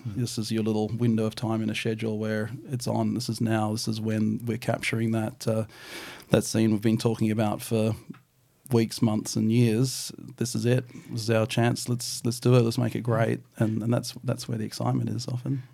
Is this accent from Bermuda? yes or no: no; New Zealand; now in Australia; I'm a Kiwi-born boy